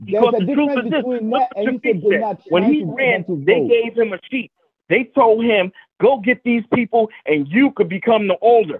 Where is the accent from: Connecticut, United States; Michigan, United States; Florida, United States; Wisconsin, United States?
Connecticut, United States; New Haven; I'm from New Haven. I'm from Newhallville.